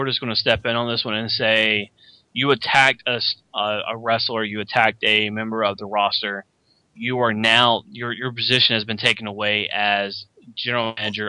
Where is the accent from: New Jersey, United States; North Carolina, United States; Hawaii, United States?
North Carolina, United States; North Carolina, my home state.